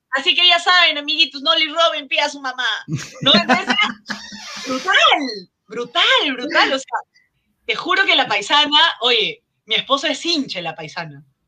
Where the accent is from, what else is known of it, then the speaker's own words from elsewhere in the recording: Lima, Peru; mi infancia en Maranga San Miguel